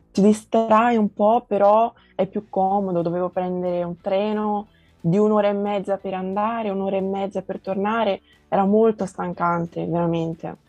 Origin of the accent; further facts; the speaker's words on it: Tuscany, Italy; Italian is a second language; also born or lived in João Pessoa, Paraíba, Brazil; sono italo-brasiliana perché sono nata in Brasile, ma mio babbo è italiano e vivo in Italia da quasi 13 anni, quindi quasi tutta la vita l'ho vissuta qui in Italia